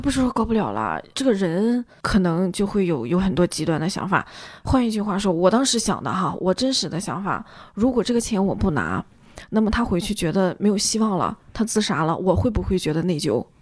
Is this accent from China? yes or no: yes; Northeast China, China; 因为我们东北嘛